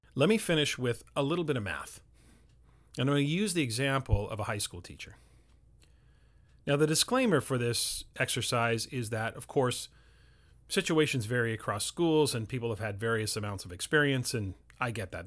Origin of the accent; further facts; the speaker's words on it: Canada; for myself as a Canadian